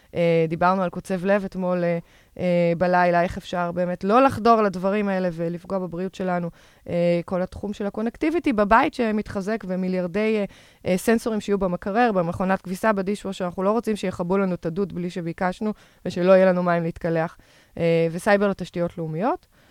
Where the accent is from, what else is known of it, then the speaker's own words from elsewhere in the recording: Tel Aviv, Tel Aviv District, Israel; אני תל אביבית במקור